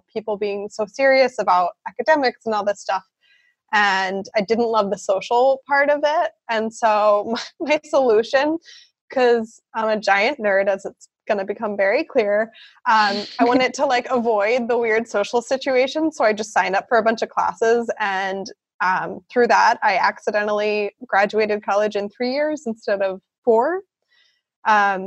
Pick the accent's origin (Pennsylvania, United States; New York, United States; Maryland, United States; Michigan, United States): Pennsylvania, United States; Philadelphia; moved away as an adult; also born or lived in South Carolina / Chicago, Illinois; now in Freiburg, Germany; I'm from originally Philadelphia, Pennsylvania in the U.S.